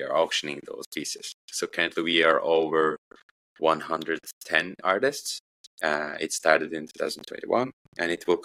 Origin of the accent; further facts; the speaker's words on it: northeast Turkey, Turkey; I had to go back to my hometown, which is in the northeast of Turkey.